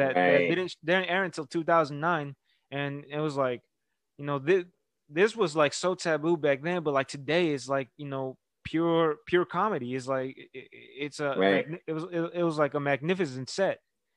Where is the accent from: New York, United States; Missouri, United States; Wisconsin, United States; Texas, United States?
Texas, United States; Houston; now in Brenham, United States; I'm from Houston, Texas. I live in Brenham now while I'm going to college.